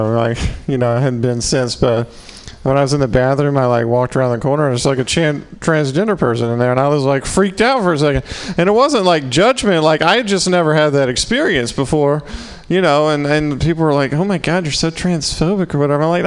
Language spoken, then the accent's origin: English; Mississippi, United States; accent: southern; moved away; I'm from Mississippi